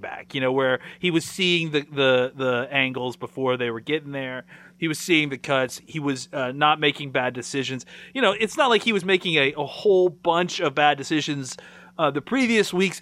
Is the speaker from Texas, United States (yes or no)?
yes; Dallas, Texas, United States